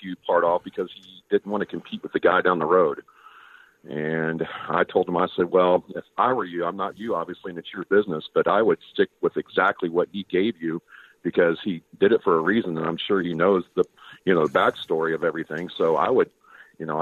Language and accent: English; Kansas City, Missouri, United States; also born or lived in Reno, Nevada; I was born and raised in Kansas City.